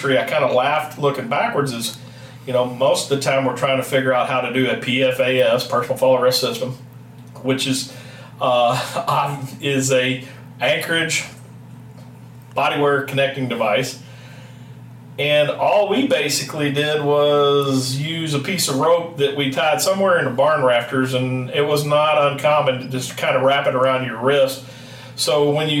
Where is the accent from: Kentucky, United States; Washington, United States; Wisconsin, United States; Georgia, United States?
Kentucky, United States; moved away; I grew up in Kentucky, as you can tell based on my accent. Obviously, I'm not your true Iowan or Midwesterner